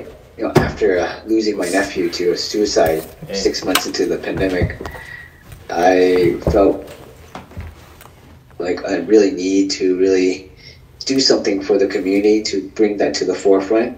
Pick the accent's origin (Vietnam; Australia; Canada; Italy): Vietnam; I'm Vietnamese.